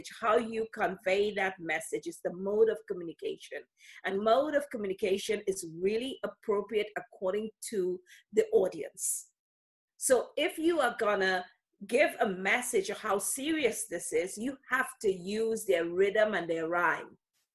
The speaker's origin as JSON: {"language": "English", "region": "London", "country": "United Kingdom", "said": "I'm from London, UK."}